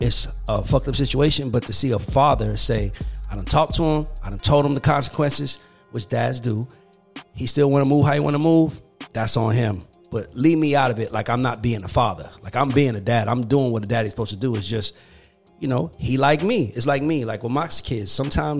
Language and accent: English; College Park, Georgia, United States; I grew up in College Park